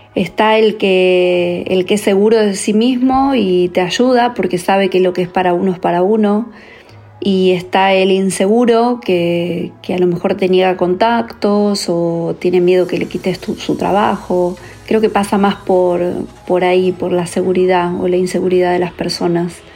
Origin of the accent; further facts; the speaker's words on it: Rosario, Santa Fe, Argentina; moved away as an adult; also born or lived in Mexico / Los Angeles, United States; now in Barcelona, Spain; estuve tres años en Rosario, de donde soy